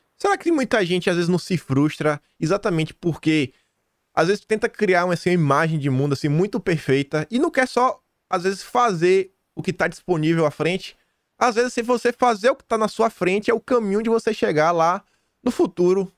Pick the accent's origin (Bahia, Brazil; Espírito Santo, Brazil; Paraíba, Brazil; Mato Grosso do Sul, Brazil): Bahia, Brazil; Feira de Santana; moved away as an adult; now in Australia; minha cidade, sou de Feira Santana, na Bahia